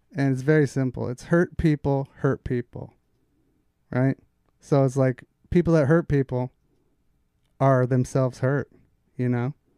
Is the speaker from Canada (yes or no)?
no; Redondo Beach, California, United States; also born or lived in Alaska / Minnesota; Originally from Alaska. But I went to Redondo Beach for high school